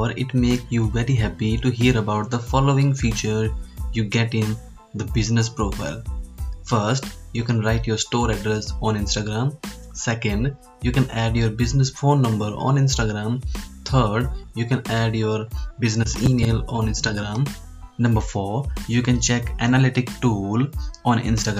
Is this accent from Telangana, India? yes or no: no; Hanumangarh, Rajasthan, India; I am from Hanumangarh, a small district of Rajasthan state in India.